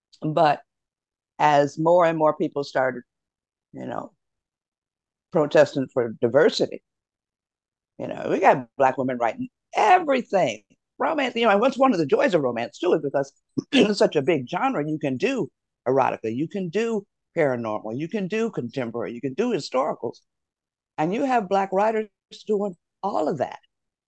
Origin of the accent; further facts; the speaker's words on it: Detroit, Michigan, United States; Most of them are set in my hometown of Detroit.